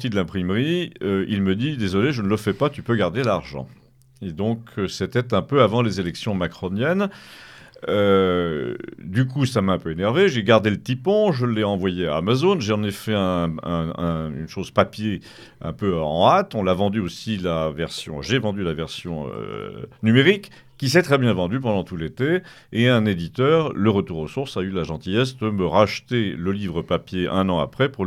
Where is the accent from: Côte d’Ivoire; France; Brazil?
France; Auvergne-Rhône-Alpes; suis savoyard, savoisien, parce que savoisien c'est très politique.